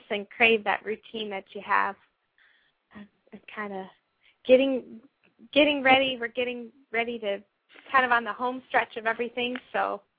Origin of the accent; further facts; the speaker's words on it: Florida, United States; moved away; I grew up in Florida, and so I've always been around you know tourists and tourism